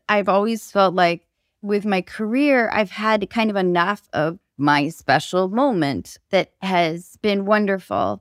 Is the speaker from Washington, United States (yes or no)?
yes; Seattle, Washington, United States; I grew up in Seattle